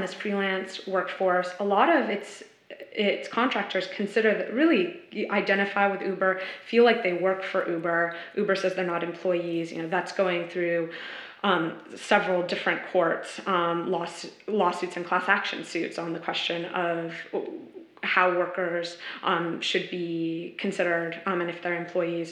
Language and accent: English; San Francisco, California, United States; moved away; I'm originally from San Francisco